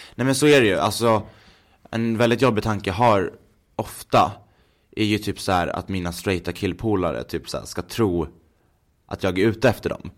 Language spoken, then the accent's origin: Swedish; Gävle, Gävleborg County, Sweden; moved away as an adult; now in Stockholm, Sweden; jag är uppvuxen i Gävle